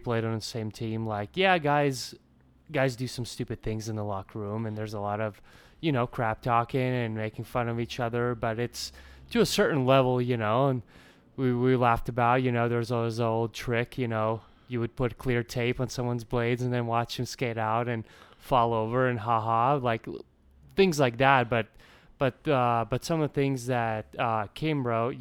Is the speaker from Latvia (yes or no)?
yes; Latvia; moved away; everyone knows I was born in Latvia.